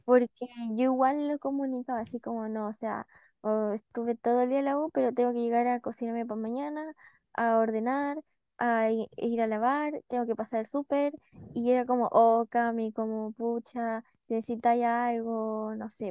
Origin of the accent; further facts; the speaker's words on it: Chile; moved away; que no somos de Santiago.